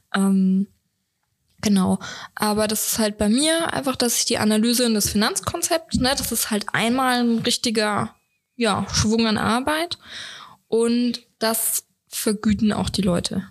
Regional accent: Swabia, Germany; ich bin ja Schwabe

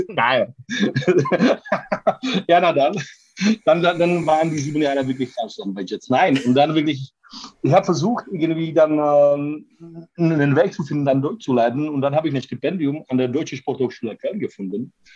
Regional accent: Prague, Czechia; German is a second language; moved away as an adult; now in Cologne, Germany; ich komme aus Prag

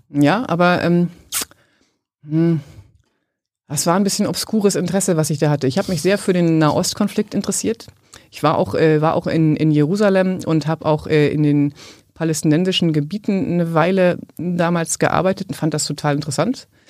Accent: Germany; ich komme aus Westdeutschland

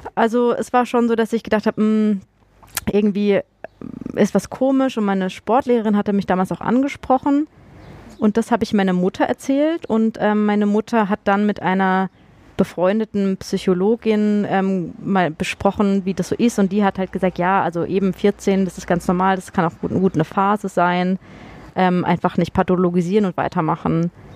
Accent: Freiburg, Baden-Württemberg, Germany; moved away; also born or lived in Munich / Fulda / Darmstadt; ich komme ja ursprünglich aus Freiburg

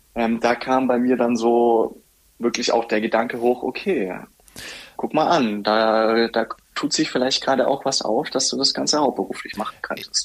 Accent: Bobingen, Bavaria, Germany; in Bobingen. Das ist ein sehr schönes Städtchen, circa 20 Minuten, ja, Viertelstunde von Augsburg entfernt.

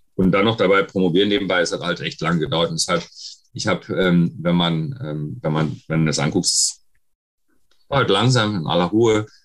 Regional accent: West Germany, Germany; in Ostdeutschland wurde ich auch als erst das erste Mal als Deutscher bezeichnet, aber als Scheiß Wessi

